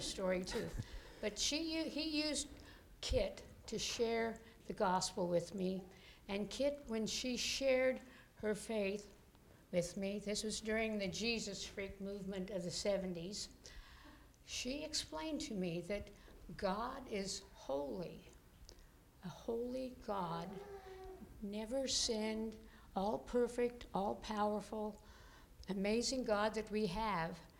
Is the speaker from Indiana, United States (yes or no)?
no; Colorado, United States; I was r- born and raised in Colorado on a dairy farm